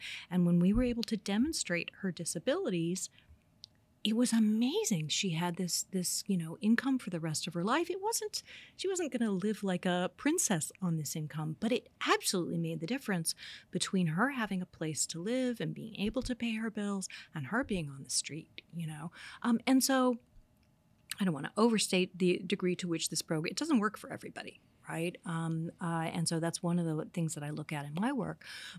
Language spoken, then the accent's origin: English; Indiana, United States; I grew up in Indiana, very conservative place